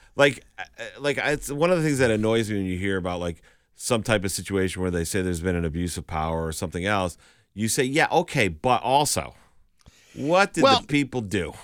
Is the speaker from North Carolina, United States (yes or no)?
no; Western Massachusetts, United States; I'm from Western Mass.